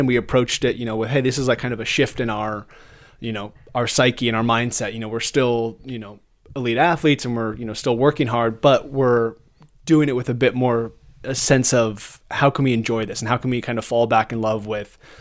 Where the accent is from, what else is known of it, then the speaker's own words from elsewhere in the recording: United States; being an American rider